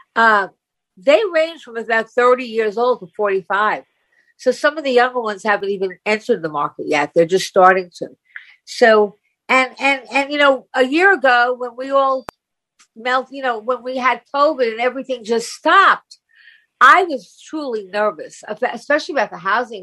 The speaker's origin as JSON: {"language": "English", "area": "Long Island", "region": "New York", "country": "United States", "said": "Long Island"}